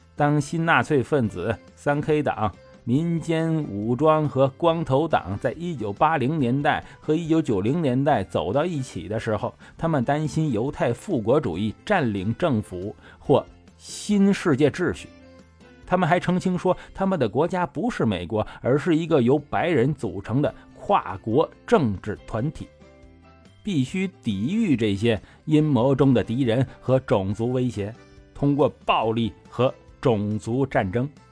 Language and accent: Chinese; China; 我们中国人